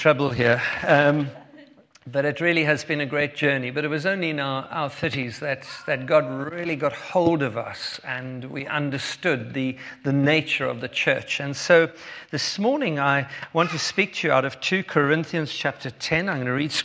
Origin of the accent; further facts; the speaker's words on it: Cape Town, Western Cape, South Africa; If you have already been listening to my accent, you'll know that we are from South Africa. Born in Cape Town